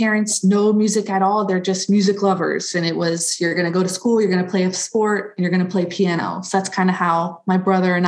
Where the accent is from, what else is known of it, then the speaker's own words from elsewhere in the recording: Cocoa, Florida, United States; I'm from Cocoa, Florida, which everybody says, oh, Cocoa Beach, Cocoa Beach. So yeah, Central Florida, East Coast, right by the Space Center